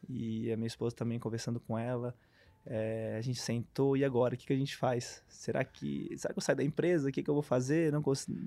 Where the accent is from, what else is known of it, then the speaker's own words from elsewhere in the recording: Brusque, Santa Catarina, Brazil; Sou de Brusque, natural de Brusque